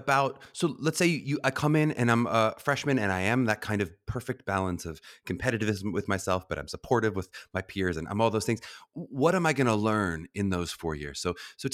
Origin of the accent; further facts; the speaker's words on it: Pittsburgh, Pennsylvania, United States; my hometown of Pittsburgh, Pennsylvania